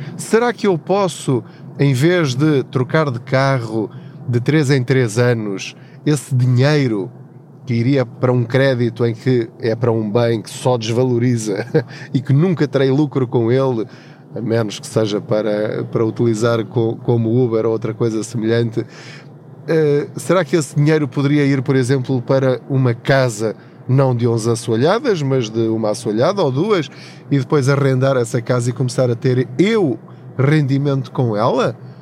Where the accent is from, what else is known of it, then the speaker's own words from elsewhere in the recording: Covilhã, Centro, Portugal; moved away as an adult; now in Lisbon, Portugal; eu sou da Covilhã, da zona da Covilhã, de uma aldeia chamada Paul, de uma terriola um bocadinho maior ao lado, uma vila chamada Tortuzendo